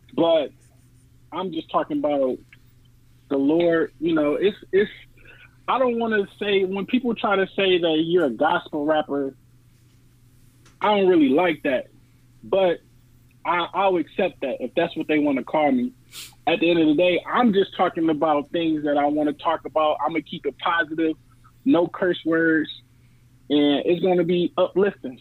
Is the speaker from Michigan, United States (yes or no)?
no; New Orleans, Louisiana, United States; I was born in New Orleans